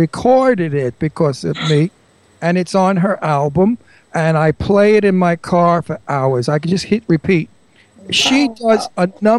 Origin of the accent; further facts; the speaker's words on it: New York City, New York, United States; also born or lived in Long Island; I was born and bred in Brooklyn, and I lived on Long Island.